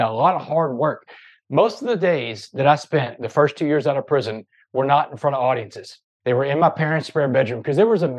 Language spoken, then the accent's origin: English; Port Arthur, Texas, United States; I grew up in Port Arthur, Texas